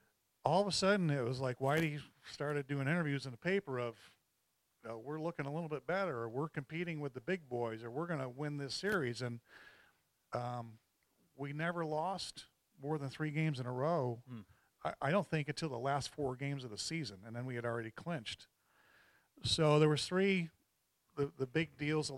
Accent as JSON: {"language": "English", "region": "New York", "country": "United States", "said": "I'm from New York"}